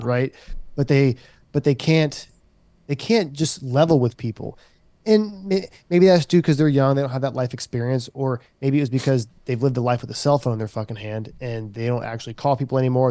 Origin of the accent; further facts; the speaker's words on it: Charleston, South Carolina, United States; I worked in the community that I was raised in.